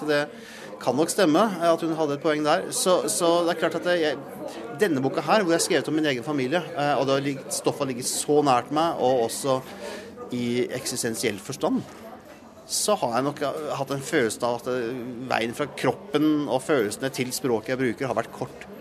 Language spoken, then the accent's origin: Norwegian; Langesund, Telemark, Norway; jeg er jo fra Langsund